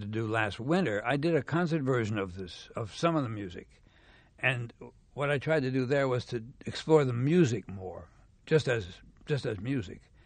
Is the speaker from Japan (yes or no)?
no; Montreal, Quebec, Canada; moved away as an adult; also born or lived in South Africa; I'm from Canada, you know, I'm from Montreal.